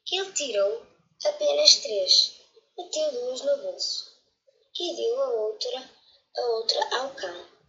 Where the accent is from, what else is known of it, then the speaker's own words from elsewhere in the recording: Portugal; tenho 8 anos, sou de Portugal.